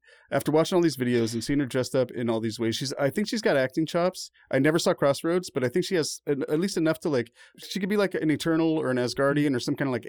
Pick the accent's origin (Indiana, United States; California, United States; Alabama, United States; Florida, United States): California, United States; Ukiah; we grew up in Ukiah.